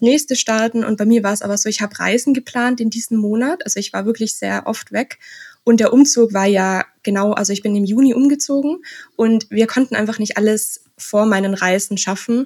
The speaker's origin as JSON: {"language": "German", "country": "Austria", "also_born_or_lived": "Innsbruck", "said": "Ich komme aus Österreich"}